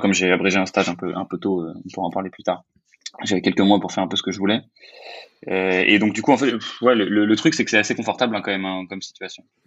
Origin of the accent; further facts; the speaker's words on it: France; je suis français